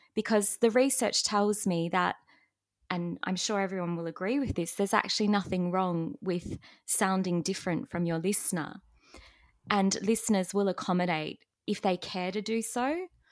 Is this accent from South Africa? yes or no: no; Australia; accent: Australian; first language English; as an Australian